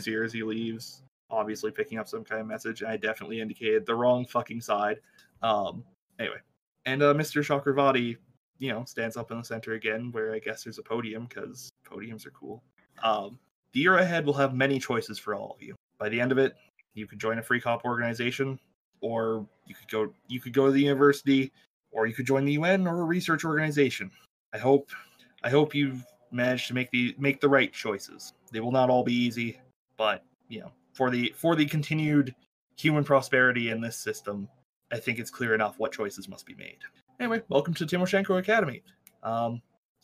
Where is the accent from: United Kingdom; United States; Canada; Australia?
Canada; I'm Canadian